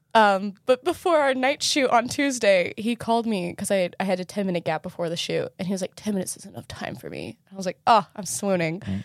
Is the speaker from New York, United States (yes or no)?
no; Southern California, United States; we're Southern Californian.